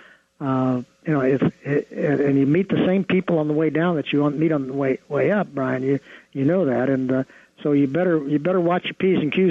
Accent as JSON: {"language": "English", "region": "Ohio", "country": "United States", "tie": "born or raised there", "said": "my wife and I grew up in the Midwest in Ohio"}